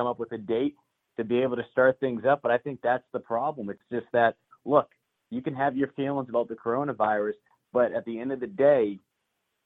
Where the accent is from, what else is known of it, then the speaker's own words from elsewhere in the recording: right outside of Boston, Massachusetts, United States; moved away as an adult; also born or lived in Greenville, Mississippi; now in Columbia, United States; I grew up right outside of Boston and Massachusetts